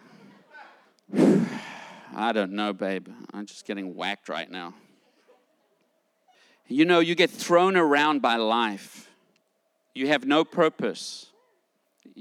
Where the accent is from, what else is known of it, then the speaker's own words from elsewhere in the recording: South Africa; moved away; I grew up in South Africa during the time of apartheid.